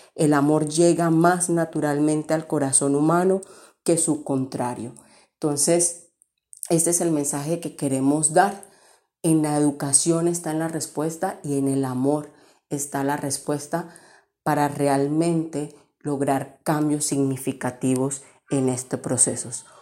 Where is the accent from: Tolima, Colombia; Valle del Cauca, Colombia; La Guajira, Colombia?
La Guajira, Colombia; moved away; cuando salí de la Guajira. Cuando salí de la Guajira fue que pude valorar más este territorio